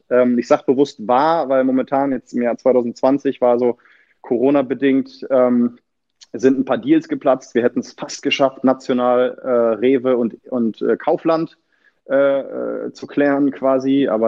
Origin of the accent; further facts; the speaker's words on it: Achim, Lower Saxony, Germany; born there; ja, also ich bin in Achim bei Bremen geboren. Also ich zähle mich äh, nichtsdestotrotz als äh, Bremer Junge quasi